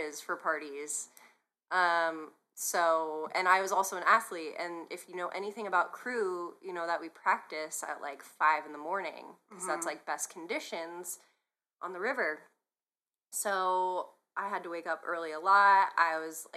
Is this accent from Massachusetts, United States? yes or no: yes; Massachusetts, United States; moved away as an adult; now in San Diego, United States; I am from Massachusetts. I moved to San Diego